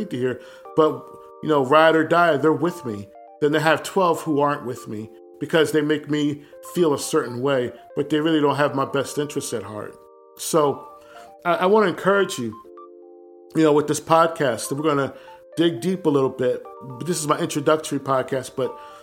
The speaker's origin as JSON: {"language": "English", "town": "Willingboro", "region": "New Jersey", "country": "United States", "tie": "born or raised there", "also_born_or_lived": "East Orange, New Jersey / Delaware", "moved": "as an adult", "said": "My family's from East Orange in North New Jersey. But I was raised mostly in Willingboro, New Jersey"}